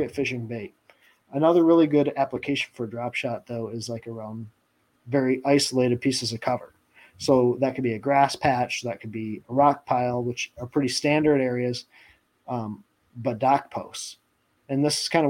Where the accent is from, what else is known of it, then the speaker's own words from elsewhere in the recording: Michigan, United States; I'm from Michigan